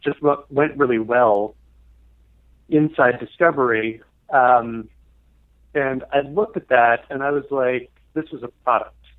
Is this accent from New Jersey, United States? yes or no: yes; New Jersey, United States; also born or lived in Venezuela; most of my growing up in New Jersey.